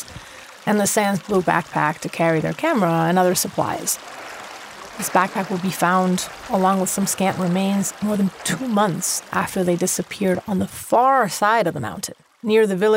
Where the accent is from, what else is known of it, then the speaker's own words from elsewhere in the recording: Caracas, Capital District, Venezuela; moved away; my hometown in Venezuela